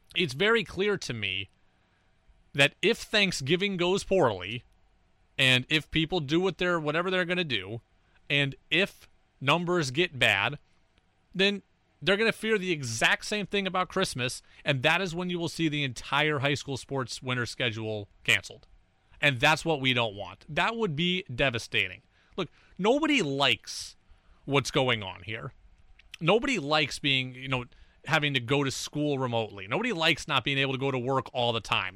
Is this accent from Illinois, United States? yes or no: no; Albany, New York, United States; I grew up in Albany